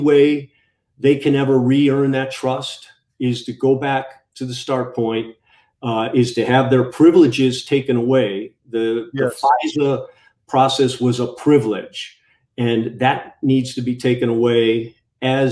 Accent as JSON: {"language": "English", "region": "Illinois", "country": "United States", "tie": "born or raised there", "moved": "yes", "said": "My buddies of mine who I grew up with, we talk, still friends, and a lot of them live back in Illinois, and they talk about our old hometown"}